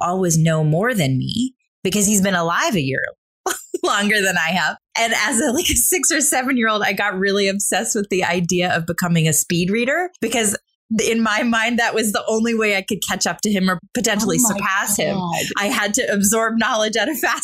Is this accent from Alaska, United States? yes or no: no; Caseville, Michigan, United States; also born or lived in Saginaw, Michigan; I grew up in a small town in Michigan